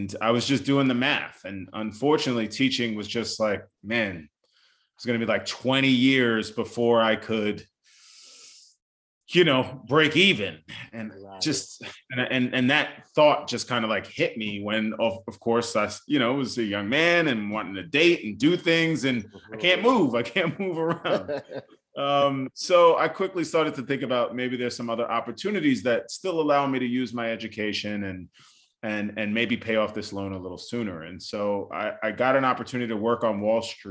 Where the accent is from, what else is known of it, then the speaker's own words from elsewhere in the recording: New York City, New York, United States; also born or lived in Bronx, New York; I was born in the Bronx, New York, you know, where both of my parents grew up. And then I was raised in Staten Island, New York.